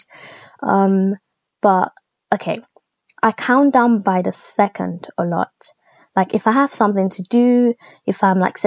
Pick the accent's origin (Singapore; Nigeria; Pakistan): Nigeria; being Nigerian